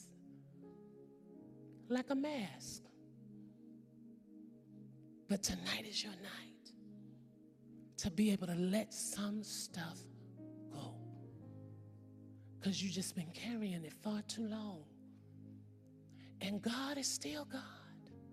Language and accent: English; California, United States; I'm from California.